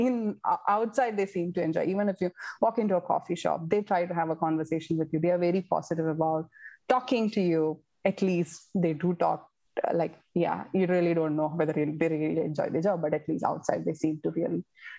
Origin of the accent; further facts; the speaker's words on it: India; I don't know, is it because I am an Indian? You know, you probably get along well with from your people from your own country.